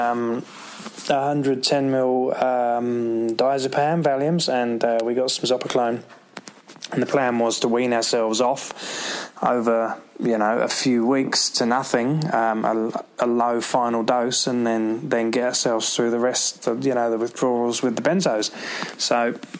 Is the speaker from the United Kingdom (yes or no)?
yes; London, United Kingdom; moved away as an adult; also born or lived in Gold Coast, Australia / Brisbane, Australia / San Francisco / Manhattan; now in New Zealand; we're from London in the UK originally